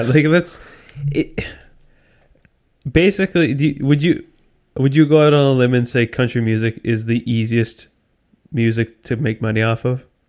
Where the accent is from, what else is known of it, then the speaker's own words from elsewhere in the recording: Canada; I'm Canadian.